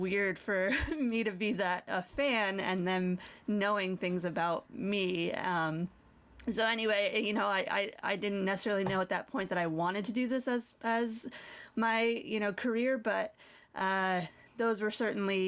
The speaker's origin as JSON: {"language": "English", "region": "New York", "country": "United States", "also_born_or_lived": "Colorado", "moved": "yes", "said": "I am from New York. I only moved to Colorado."}